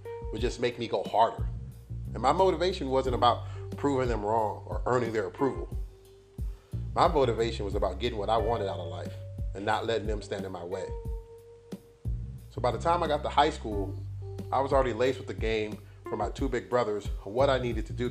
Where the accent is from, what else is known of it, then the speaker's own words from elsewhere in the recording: Los Angeles, California, United States; born and raised in Los Angeles